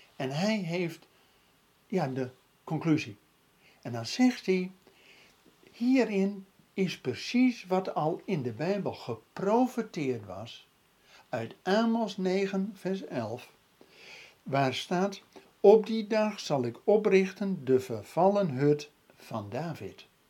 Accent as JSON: {"language": "Dutch", "country": "Netherlands"}